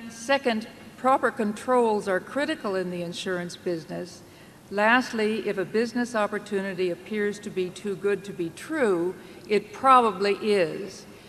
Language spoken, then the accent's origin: English; St. Petersburg, Florida, United States; I'm from St. Petersburg, Florida.